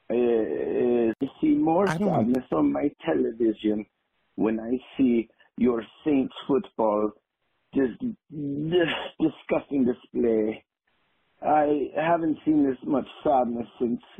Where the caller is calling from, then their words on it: Munich, Bavaria, Germany; English is a second language; I'm calling from Munich.